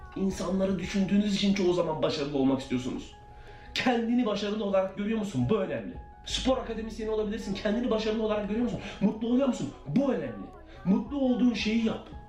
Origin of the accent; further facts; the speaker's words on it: Turkey; moved away as an adult; now in United States; Türkiye'den taşındım, kendi tek başıma yaşadım.